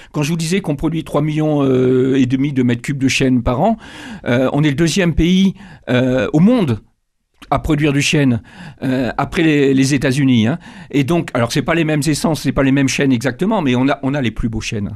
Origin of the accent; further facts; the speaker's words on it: Benin; Je suis né euh, au Bénin, donc dans un pays animiste au départ